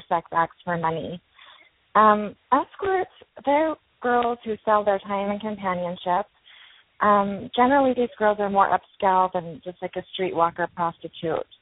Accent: Utah, United States; I was raised LDS Mormon in Utah.

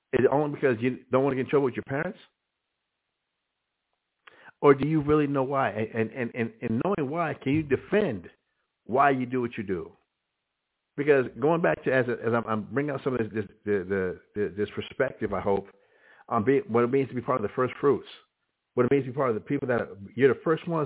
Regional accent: Albuquerque, New Mexico, United States; The first one to be the first Hebrew Israelite in my hometown of Albuquerque, New Mexico

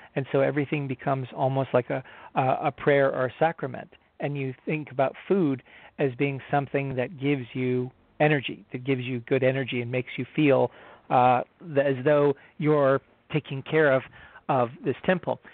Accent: United States; I'm an American

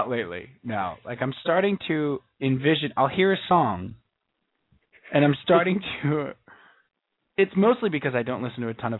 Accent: New York, United States; We're on Long Island. I don't know if you guys knew this. We're from Long Island.

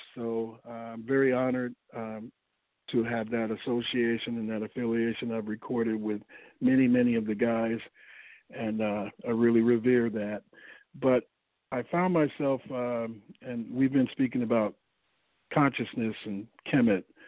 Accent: St. Louis, Missouri, United States; moved away as an adult; now in Los Angeles, United States; originally, I'm from St. Louis, Missouri. I relocated to Los Angeles in uh, 1983.

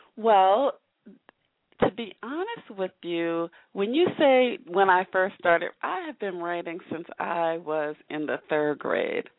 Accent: Northern New Jersey, United States; moved away; I'm originally from New Jersey

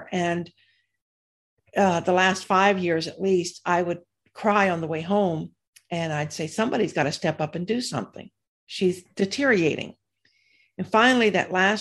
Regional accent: the South, United States; also born or lived in Florida / South Carolina; we're from the South

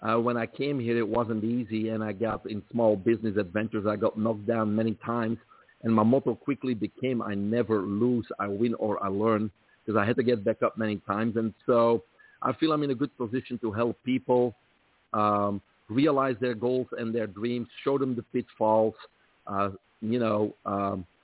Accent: Belgium; moved away as an adult; also born or lived in Brussels; now in United States; I grew up in Belgium, from there the accent

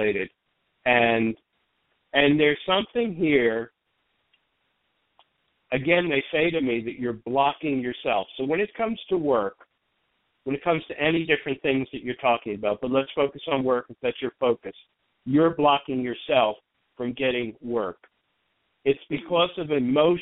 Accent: New York, United States; also born or lived in New Jersey; I'm from New York, and I lived in New Jersey for a while

